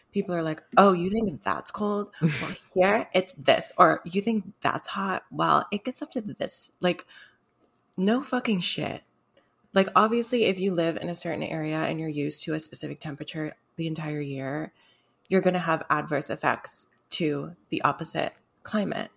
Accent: Seattle, Washington, United States; moved away; I'm from Seattle

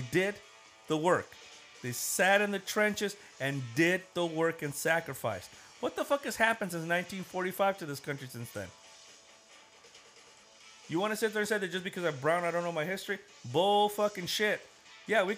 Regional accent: United States; I'm an American. I mean, yeah, I'm brown, but I'm an American. I was born here just like the rest

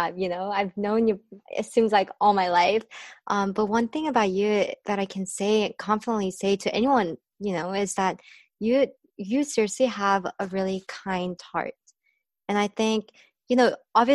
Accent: Orange County, California, United States; us growing up in Orange County

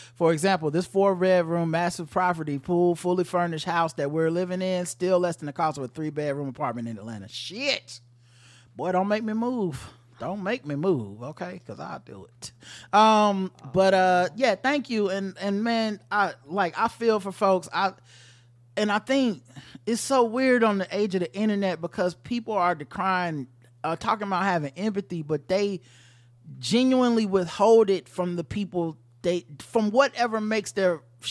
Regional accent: Israel; As you guys may or may not have remembered, I grew up in Israel, served in the IDF, and prior to my service, I actually worked at the cement plant

